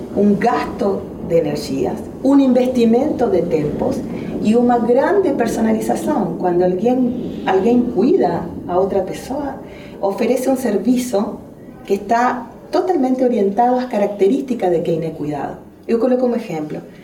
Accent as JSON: {"language": "Spanish", "country": "Argentina", "also_born_or_lived": "Spain", "accent": "strong Argentine", "moved": "as an adult", "lives_now": "Brazil", "said": "vou falar com um forte sotaque argentino"}